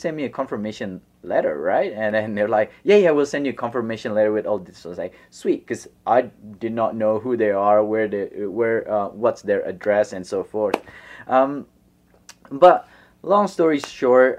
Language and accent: English; Bandung, West Java, Indonesia; moved away as an adult; also born or lived in Los Angeles, United States / Australia; I was born in Indonesia, and I moved to Los Angeles 2 years for middle school in Venice Beach